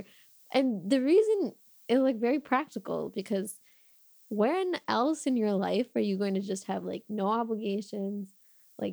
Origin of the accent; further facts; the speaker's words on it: Chicago, Illinois, United States; I was born and raised in Chicago